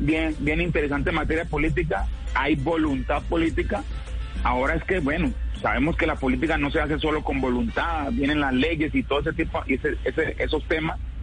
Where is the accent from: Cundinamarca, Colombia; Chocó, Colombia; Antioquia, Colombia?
Chocó, Colombia; como colombianos, como chocuanos